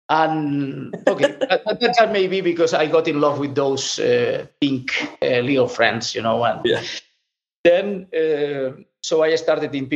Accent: Lleida, Catalonia, Spain; also born or lived in Estopiñán; I was born in Lleida, which is in the center of the main pig production area in Spain

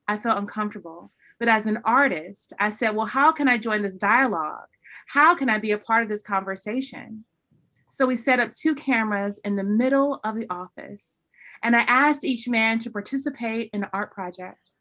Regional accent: North Carolina, United States; growing up in the South, growing up in North Carolina

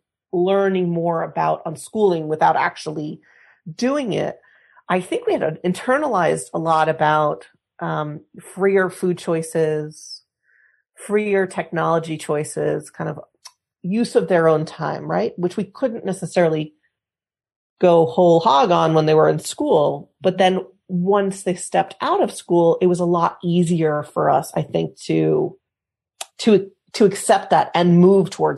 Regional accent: United States; now in Spain; I'm American

